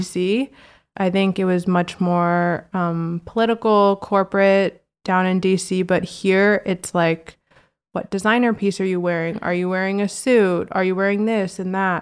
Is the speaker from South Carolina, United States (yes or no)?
no; Virginia, United States; also born or lived in Washington, D.C.; now in New York, United States; I grew up in Virginia